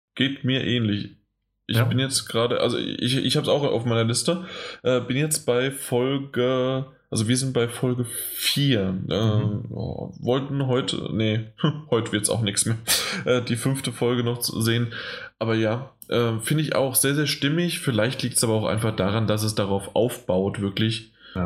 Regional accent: Germany; als Deutscher

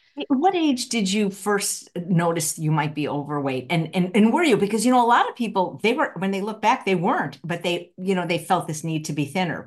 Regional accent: Midwest, United States; I'm from the Midwest

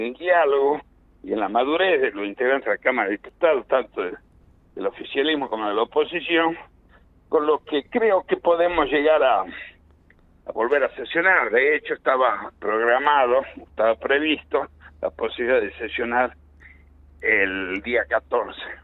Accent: Argentina; Yo soy argentino

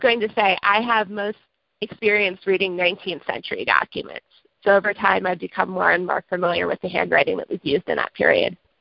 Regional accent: United States; forgive my accenting, as I said in past, I'm American

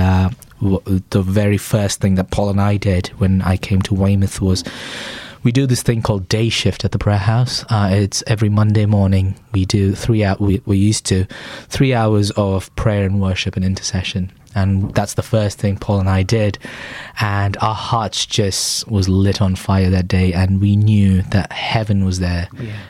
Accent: Chennai, Tamil Nadu, India; moved away as an adult; now in England; I grew up in a place called Chennai in the southeast of India.

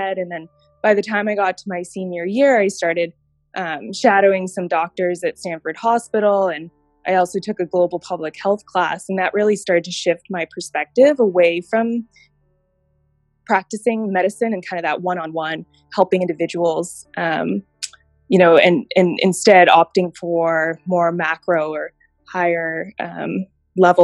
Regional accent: Tokyo, Japan; moved away; also born or lived in Thailand / China / Germany; I'm originally from Tokyo, Japan.

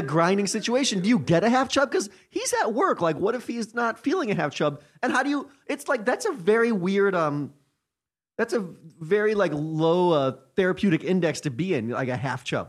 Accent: United States; I'm from America

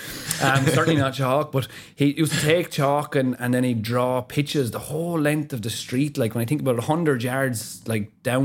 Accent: Wexford, Leinster, Ireland; the area that I grew up in Wexford when I was, you know, I don't know, 7, 8, 9, 10.

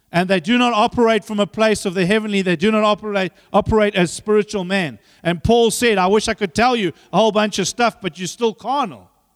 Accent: Zambia; now in South Africa; I was born there

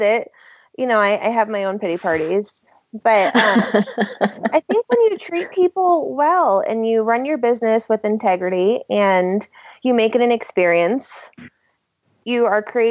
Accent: Connecticut, United States; moved away; I'm from like this tiny town in Connecticut.

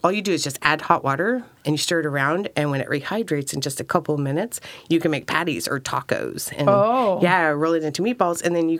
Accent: Sacramento, California, United States; now in Oregon, United States; No, I'm actually from Sacramento.

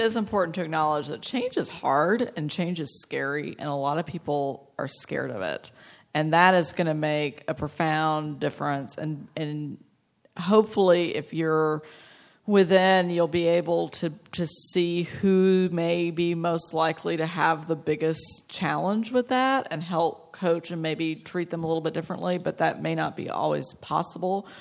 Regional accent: Texas, United States; my home state next year, Austin, which is three hours from Dallas

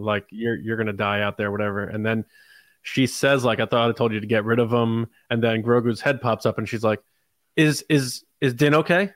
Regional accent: Connecticut, United States; I'm from Connecticut

